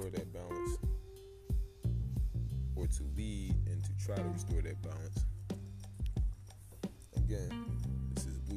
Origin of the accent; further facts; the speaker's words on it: Philadelphia, Pennsylvania, United States; I'm from West Philadelphia, PA, born and raised.